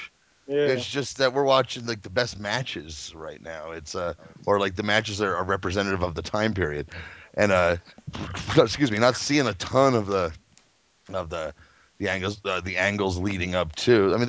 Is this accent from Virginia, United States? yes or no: no; Kentucky, United States; I was born in Kentucky